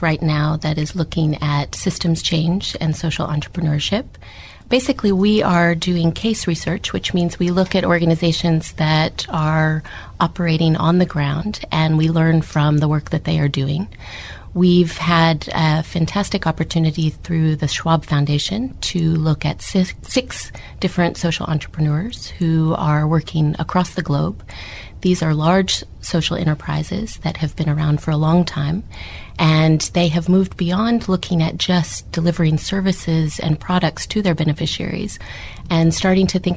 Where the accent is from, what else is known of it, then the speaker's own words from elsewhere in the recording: United States; accent: American; moved away as an adult; now in South Africa; You can hear from my accent, I'm American